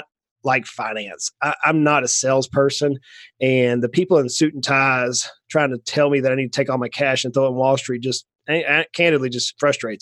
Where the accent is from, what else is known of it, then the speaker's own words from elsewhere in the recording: Brunswick, Georgia, United States; I grew up in South Georgia on the coast, down near just a little south of Savannah, Georgia, a little town called Brunswick